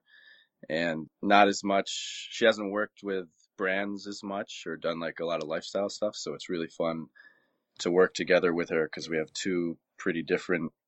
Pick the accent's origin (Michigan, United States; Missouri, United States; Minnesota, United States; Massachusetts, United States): Massachusetts, United States; Western; So I grew up in Western Massachusetts, right along a river.